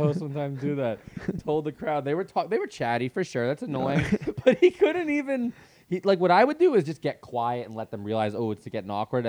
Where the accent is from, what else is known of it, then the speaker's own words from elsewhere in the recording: New York, United States; As you can tell, I'm from Long Island.